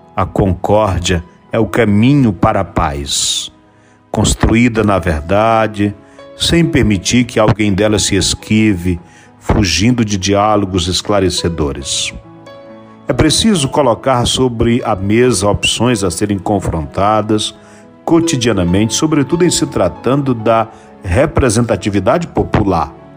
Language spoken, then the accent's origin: Portuguese; Brazil; somos brasileiros, somos irmãos